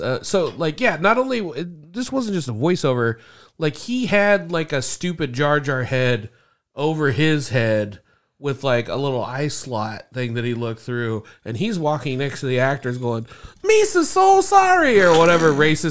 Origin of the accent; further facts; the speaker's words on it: Indianapolis, Indiana, United States; I don't have a southern twang. I'm from Indianapolis.